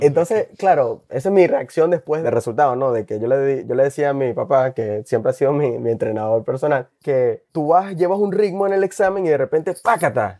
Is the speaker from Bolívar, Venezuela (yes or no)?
yes; Puerto Ordaz, Bolívar, Venezuela; also born or lived in Porlamar, Nueva Esparta, Venezuela; now in Grand Rapids, United States; Soy oriundo de Venezuela. Nací en Por la Mar, en el estado Nueva Esparta, en Margarita. Casi toda mi familia es de esa parte de Venezuela, pues del oriente. Realmente no crecí ahí. Mis padres, cuando estaba muy pequeño, ellos se mudaron a la ciudad de Puerto Ordaz, en el estado Bolívar.